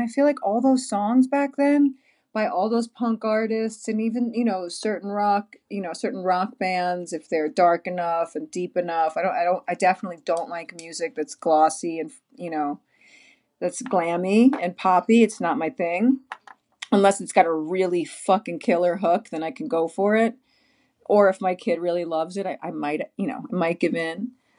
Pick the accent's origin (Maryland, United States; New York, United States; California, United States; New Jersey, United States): New York, United States; now in Los Angeles, United States; I'm from New York, but I'm sitting here in LA, so I'm saying they, even yeah, though exactly. I'm part of the New York experience because that's where I grew up.